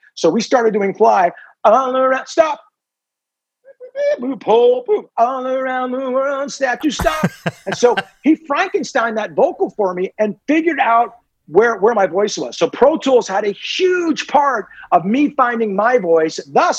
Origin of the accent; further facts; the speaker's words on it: Ireland; being the Irishman that I am